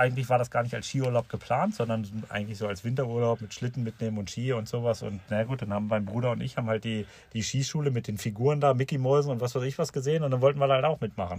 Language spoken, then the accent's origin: German; Seesen, Lower Saxony, Germany; hier bei uns in Seesen